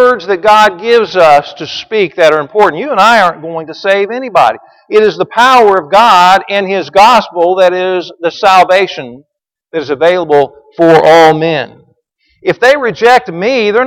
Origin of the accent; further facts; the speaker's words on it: Branson, Missouri, United States; moved away as an adult; now in Jersey Village, United States; I grew up in Branson, Missouri